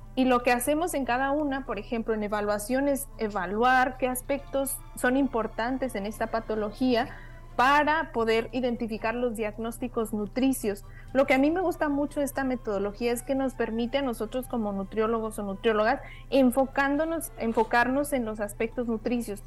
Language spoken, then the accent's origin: Spanish; Mexico; moved away; como mexicanos